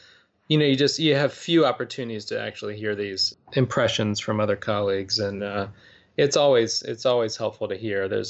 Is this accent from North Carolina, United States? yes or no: yes; Winston-Salem, North Carolina, United States; now in Durham, United States; I grew up in Winston-Salem, North Carolina